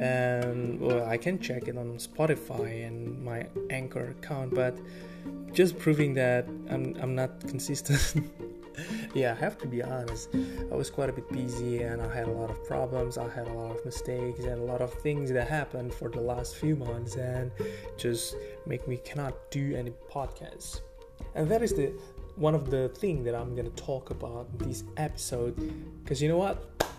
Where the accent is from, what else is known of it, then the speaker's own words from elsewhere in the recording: Bali, Indonesia; English is a second language; Well, I came from Bali, so the economy was quite a bit stagnant during that period